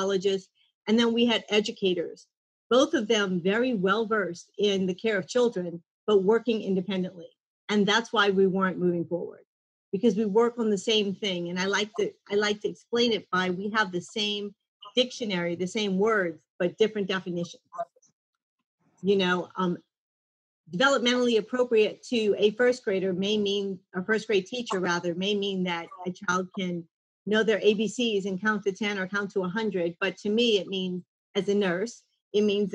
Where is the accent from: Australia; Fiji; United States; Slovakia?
United States; New Orleans, Louisiana; also born or lived in Mandeville, Louisiana; I was born and raised in New Orleans and lived there my whole life